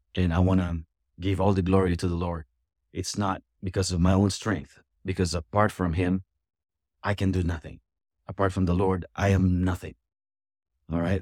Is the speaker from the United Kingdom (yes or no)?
no; Philippines; moved away as an adult; also born or lived in Florida; now in United States; I'm an immigrant. I'm from the Philippines, and, um, I came here fourth quarter of nineteen ninety-seven.